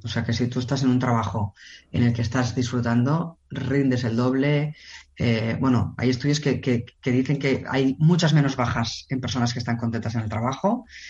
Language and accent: Spanish; Barcelona, Catalonia, Spain; yo soy de Barcelona